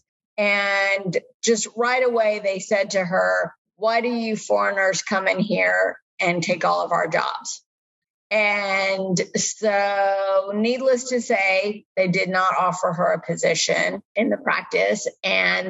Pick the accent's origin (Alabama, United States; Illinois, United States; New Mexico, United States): Alabama, United States; Montgomery; also born or lived in India / Kansas City; I spent my formative years in Montgomery, Alabama. And so I, you know, call Montgomery my hometown.